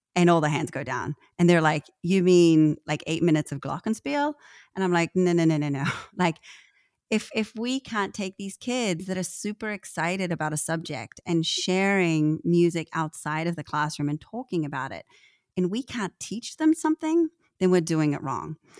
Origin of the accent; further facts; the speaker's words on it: New Zealand; I'm a Kiwi